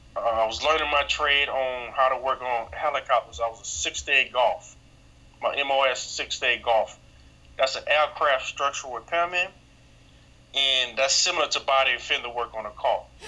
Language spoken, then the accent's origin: English; New Orleans, Louisiana, United States; born and raised in New Orleans, Louisiana